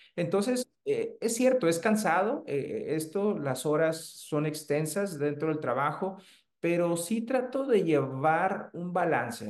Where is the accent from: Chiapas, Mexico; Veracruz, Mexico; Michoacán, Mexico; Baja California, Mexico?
Baja California, Mexico; Tijuana; also born or lived in Hermosillo / Chihuahua / Torreón; De aquí de la ciudad de Tijuana, yo soy originario, ahora sí que siento tijuanense